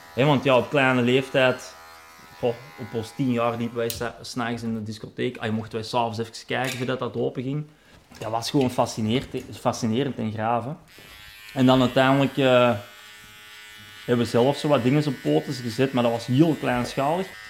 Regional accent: Meer, Flanders, Belgium; also born or lived in Rijkevorsel / Hoogstraten / Zondereigen / Vlimmeren; ik ben in het Fortuin opgegroeid hè, bij onze pa

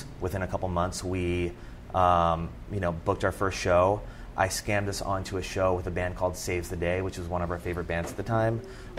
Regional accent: Churchville, Pennsylvania, United States; accent: Philadelphia; So I grew up in Churchville, Pennsylvania, which is about 20 miles outside of Philadelphia. Somehow I managed to shake the Philadelphia accent when I got ridiculed in college.

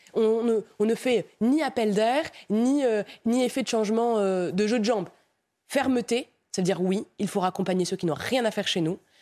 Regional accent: Romorantin, Centre-Val de Loire, France; also born or lived in Morocco (parents); now in Nantes, France; Je suis né à Romorantin. Mes parents euh, étaient marocains, ils sont nés au Maroc

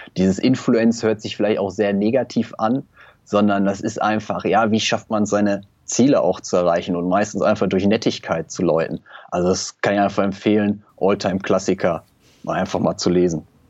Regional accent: Germany; dass ich in Deutschland geboren bin, bei einer stabilen Familie

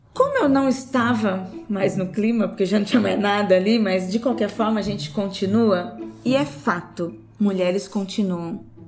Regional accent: Brazil; somos brasileiros

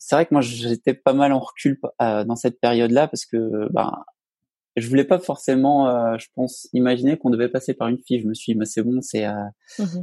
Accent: Alsace, Grand Est, France; moved away as an adult; now in Haute-Savoie, France; je viens d'Alsace. Et en fait, à la fin de mes études, j'ai quitté donc cette belle région pour rejoindre donc la Haute-Savoie

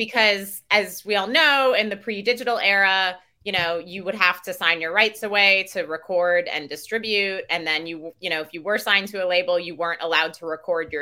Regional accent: Milwaukee, Wisconsin, United States; moved away; I'm originally from Wisconsin

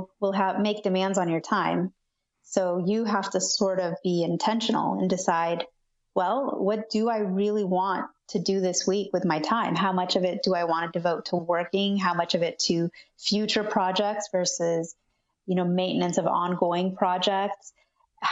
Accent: California, United States; also born or lived in Argentina; I pretty much grew up in California

